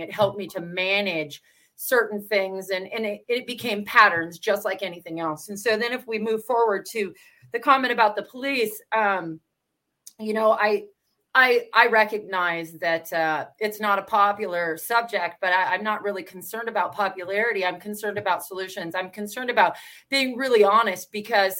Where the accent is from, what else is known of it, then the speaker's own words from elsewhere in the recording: Washington, United States; I'm from Washington State